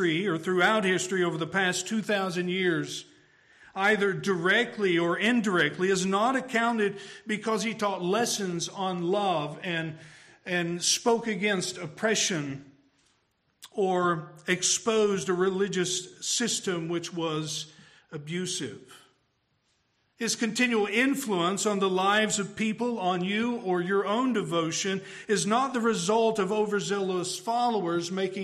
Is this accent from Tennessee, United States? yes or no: yes; Tennessee, United States; I'm from Tennessee